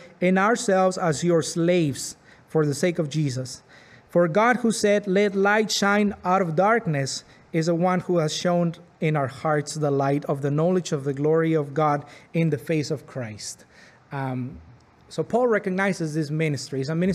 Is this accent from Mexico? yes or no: yes; Arizpe, Sonora, Mexico; now in Pembroke, Canada; I grew up in Mexico in a Roman Catholic family